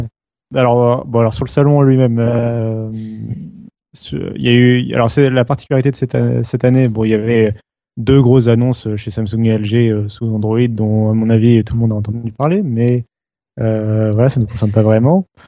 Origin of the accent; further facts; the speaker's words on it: France; chez nous en France